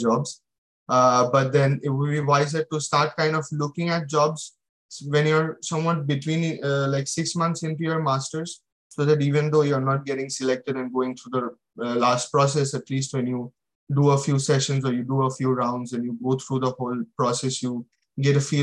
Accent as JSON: {"language": "English", "country": "India", "moved": "as an adult", "lives_now": "United Kingdom", "said": "I came from India without any experience. I did my bachelor's and directly came for my master's"}